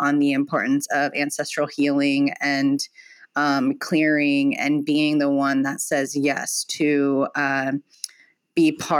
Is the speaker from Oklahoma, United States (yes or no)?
no; Palm Springs, California, United States; I grew up here in Palm Springs